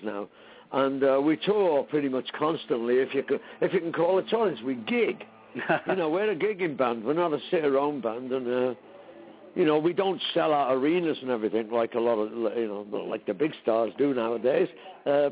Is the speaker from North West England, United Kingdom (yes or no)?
yes; Liverpool, North West England, United Kingdom; I was growing up in Liverpool